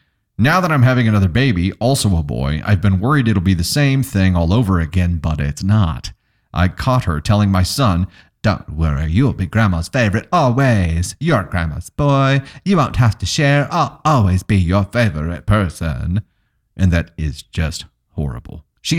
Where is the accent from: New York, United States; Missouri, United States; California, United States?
Missouri, United States; Joplin; nah, I'm from here. Or they'd be like, so where are you from? And I'd be like, oh yeah, I'm from Joplin, born and raised.